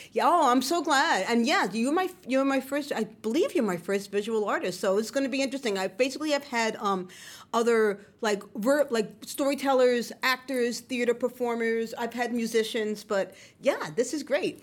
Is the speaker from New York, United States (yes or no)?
yes; New York City, New York, United States; moved away as an adult; also born or lived in Brooklyn; I grew up in the Bronx and I left